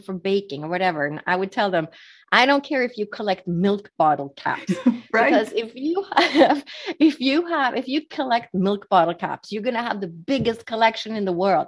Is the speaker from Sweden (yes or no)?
yes; Sweden; moved away; I was born and raised in Sweden, which is Northern Europe